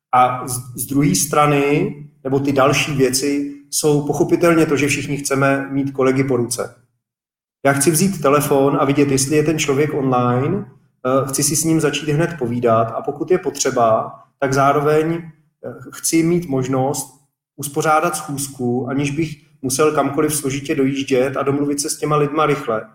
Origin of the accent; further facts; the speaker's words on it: Czechia; first language Czech; v naší krajině je čeština taková jako dost obtížný jazyk